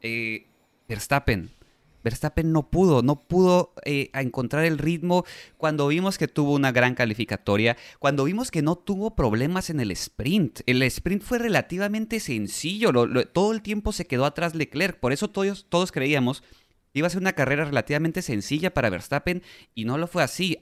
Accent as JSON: {"language": "Spanish", "country": "Mexico", "said": "Como mexicanos"}